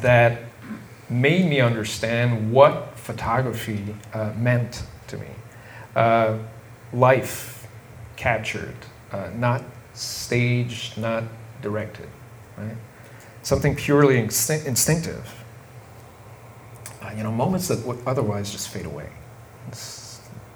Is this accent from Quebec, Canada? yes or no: yes; Montreal, Quebec, Canada; I'm from Montreal